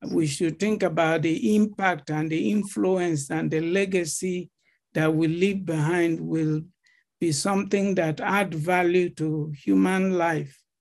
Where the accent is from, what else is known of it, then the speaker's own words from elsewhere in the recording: Benue, Nigeria; moved away as an adult; now in Atlanta, United States; I'm from Benue. Right. I've come to represent my state at a competition